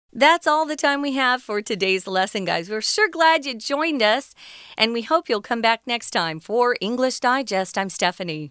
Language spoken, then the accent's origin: English; Arizona, United States; I grew up in Arizona and we had a lot of black widows.